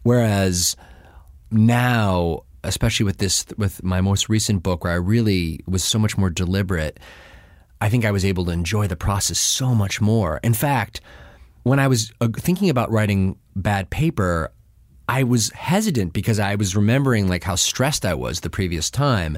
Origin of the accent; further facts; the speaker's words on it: Buffalo, New York, United States; now in New Haven, United States; I'm from Buffalo